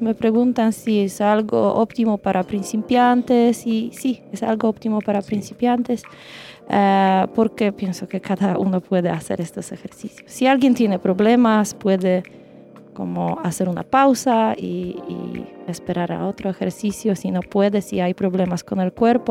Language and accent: Spanish; Poland; Spanish is a second language; moved away as an adult; now in Chile; somos de Polonia